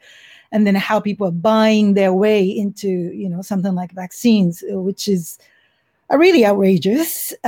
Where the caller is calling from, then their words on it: San Francisco, California, United States; I'm calling from San Francisco, where it is relatively under control compared to other cities in the United States.